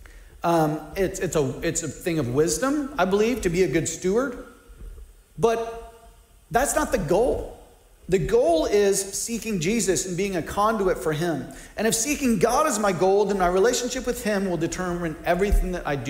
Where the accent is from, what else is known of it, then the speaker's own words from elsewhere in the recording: United States; I'm an American, even though my family lives on one income